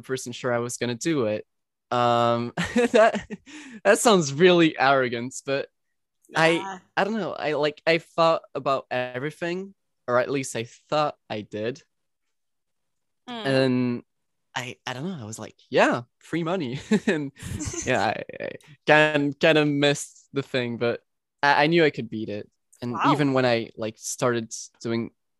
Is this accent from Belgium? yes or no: yes; Belgium; English is a second language; I'm from Belgium and talk French